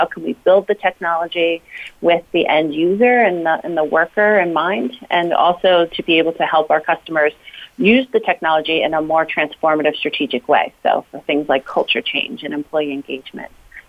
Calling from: Evergreen, Colorado, United States; So I'm calling in from Evergreen, Colorado today.

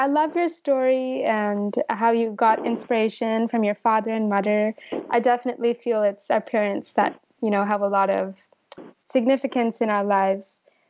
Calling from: California, United States; I'm calling in from California.

